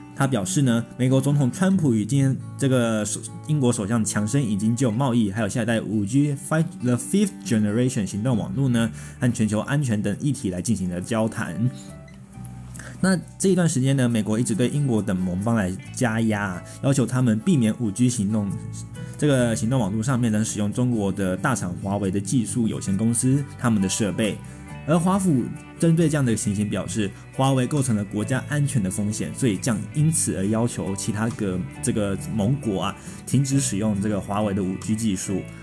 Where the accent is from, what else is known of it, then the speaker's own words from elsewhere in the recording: Taiwan; 我们台湾人民